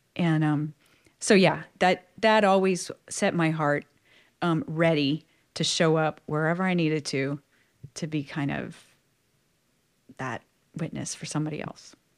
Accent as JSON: {"language": "English", "region": "South Louisiana", "country": "United States", "tie": "born or raised there", "said": "was born and raised in South Louisiana"}